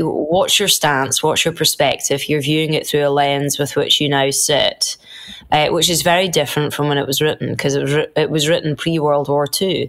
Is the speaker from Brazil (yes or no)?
no; United Kingdom; as British people